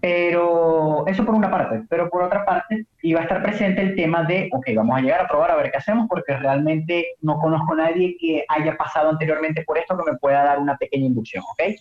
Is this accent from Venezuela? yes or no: yes; Maracaibo, Zulia, Venezuela; de Maracaibo, de aquí nací, aquí crecí, aquí todo